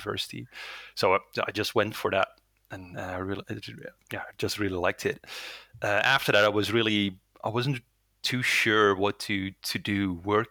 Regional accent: Netherlands; first language Dutch; English is a second language; I'm born and raised in the Netherlands, so my primary language is Dutch

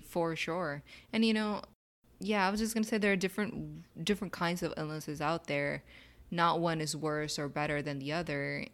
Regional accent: Pakistan; So, as a Pakistani

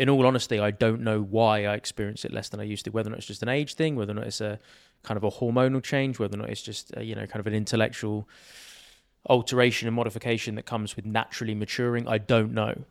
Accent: Sussex, South East England, United Kingdom; I grew up, uh, in Sussex, which is a county in England, basically just south of London.

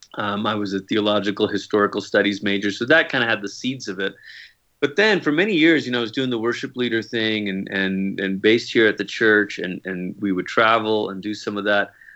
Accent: Malaysia; moved away; I grew up in Malaysia, and sometimes people hear that and they think, "Oh, are you a missionary kid?" No, like, that's where I'm from.

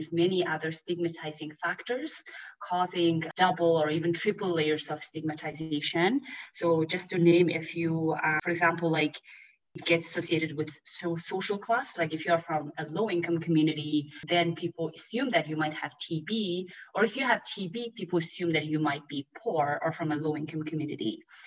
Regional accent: Mongolia; I grew up in Mongolia

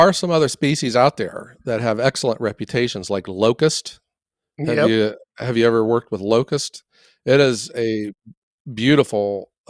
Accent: Ohio, United States; I'm like from Ohio, so whatever.

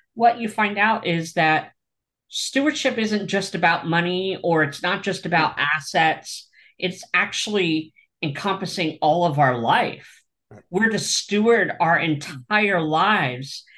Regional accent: East Coast of Pennsylvania, United States; now in Orange County, California, United States; where I'm from in the East Coast of Pennsylvania

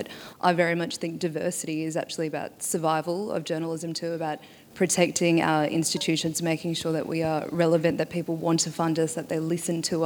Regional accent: Torres Strait Islands, Queensland, Australia; moved away; I am from the Torres Strait Islands. It's a small group of islands on the very tip of Australia.

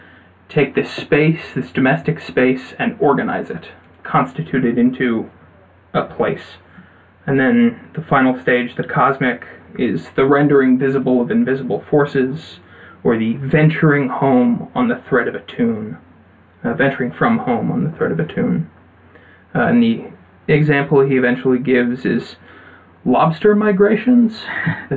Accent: United States; I'm an American

